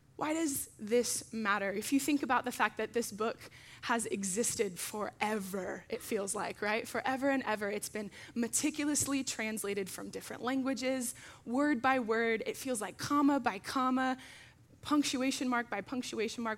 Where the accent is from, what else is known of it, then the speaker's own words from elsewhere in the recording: Arizona, United States; now in Simi Valley, United States; I'm from Arizona